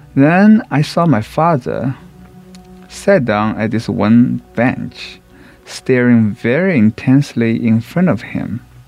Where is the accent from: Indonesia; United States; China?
China; Shanghai; moved away; I was raised in Shanghai, in a slum